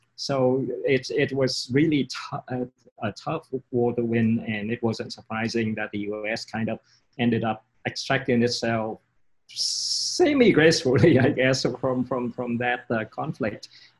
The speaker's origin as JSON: {"language": "English", "region": "London", "country": "United Kingdom", "tie": "born there", "said": "So it so happens that I was born in London."}